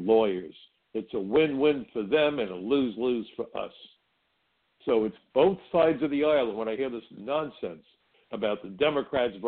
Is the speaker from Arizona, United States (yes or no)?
no; New York City, New York, United States; when I was growing up in Brooklyn, I worked in a restaurant